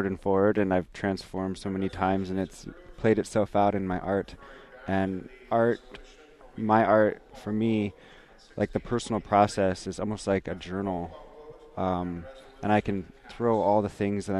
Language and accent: English; Bethel, Alaska, United States; now in Anchorage, United States; born in Bethel. I'm Yupik and Inupiaq, and I live in Anchorage